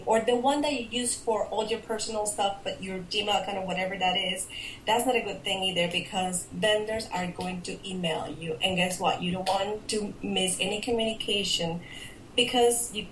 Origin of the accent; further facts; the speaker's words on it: Mexico; moved away as an adult; now in United States; I'm from originally from Mexico, and I've been here in the United States about 10 years now.